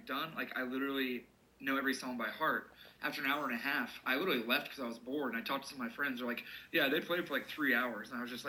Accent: Cincinnati, Ohio, United States; born or raised there; also born or lived in Hamilton, Ohio

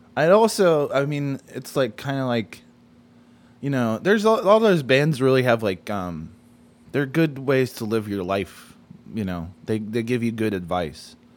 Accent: United States; we're white American males

